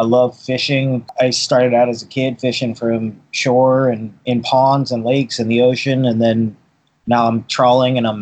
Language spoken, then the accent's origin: English; Boston, Massachusetts, United States; also born or lived in Poland / Newport, Rhode Island; now in Kauai, United States; I was born in Poland, actually. I grew up in Boston